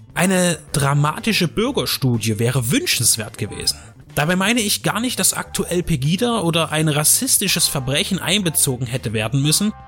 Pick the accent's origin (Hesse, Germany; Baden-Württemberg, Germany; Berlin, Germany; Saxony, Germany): Saxony, Germany; Dresden; in meiner Heimatstadt